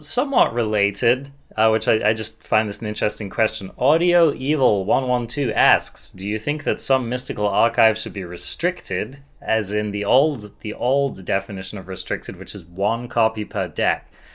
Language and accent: English; England, United Kingdom; I'm English